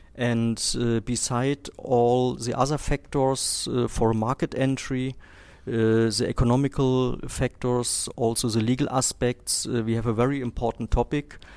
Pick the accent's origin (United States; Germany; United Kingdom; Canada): Germany; now in Vietnam; we are from Germany